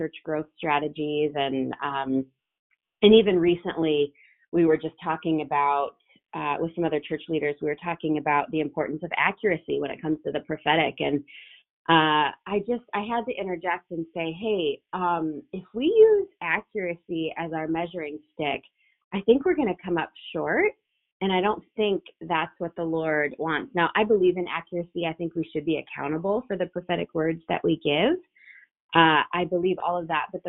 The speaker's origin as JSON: {"language": "English", "town": "Rockford", "region": "Illinois", "country": "United States", "tie": "born or raised there", "said": "my hometown in Rockford, Illinois."}